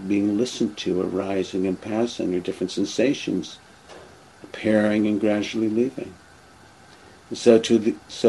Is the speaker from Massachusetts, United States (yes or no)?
yes; Boston, Massachusetts, United States; moved away; I grew up in the Boston area